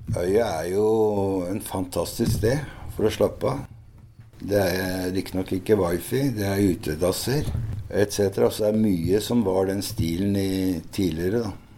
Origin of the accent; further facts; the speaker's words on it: Hønefoss, Buskerud, Norway; Og jeg er jo fra Hønefoss